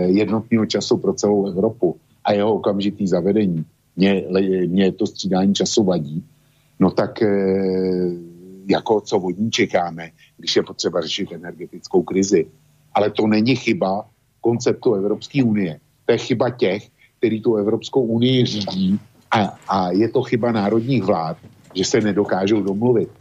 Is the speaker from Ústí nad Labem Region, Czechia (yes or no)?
no; Plzeň Region, Czechia; My tady na Plzeňsku